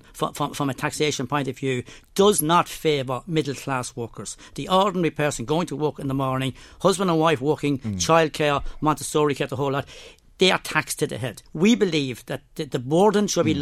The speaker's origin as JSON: {"language": "English", "town": "Termonfeckin", "region": "County Louth", "country": "Ireland", "said": "I'm from Temin Feckin, Drogheda, County Louth, and I'm a farmer"}